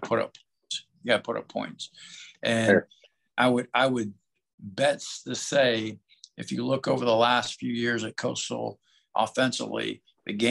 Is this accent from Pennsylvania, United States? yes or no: no; Youngstown, Ohio, United States; moved away; I started out as a defensive coach growing up in Youngstown, Ohio. So went to Cardinal Mooney High School